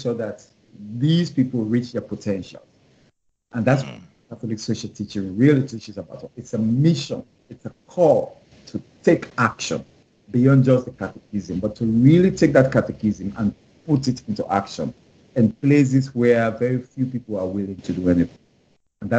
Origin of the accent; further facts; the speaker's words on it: Sierra Leone; moved away as an adult; I was born in Sierra Leone, in West Africa.